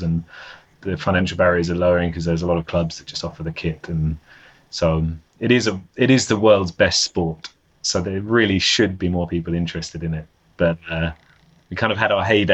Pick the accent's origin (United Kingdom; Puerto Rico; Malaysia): United Kingdom; London; moved away as an adult; now in Copenhagen, Denmark; I'm from London. So London was my hometown